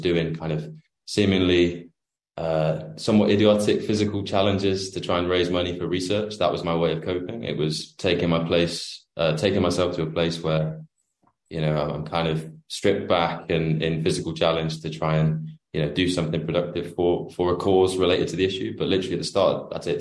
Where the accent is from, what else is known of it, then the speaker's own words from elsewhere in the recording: United Kingdom; I'm from the UK, the other side of the pond.